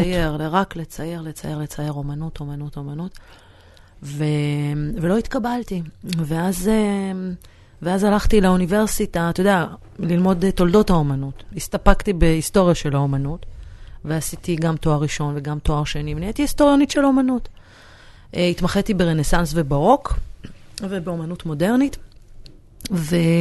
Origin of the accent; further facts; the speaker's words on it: Jerusalem, Jerusalem District, Israel; moved away; אני גדלתי בקריית היובל, שזאת שכונת פועלים אה, בדרך לעין כרם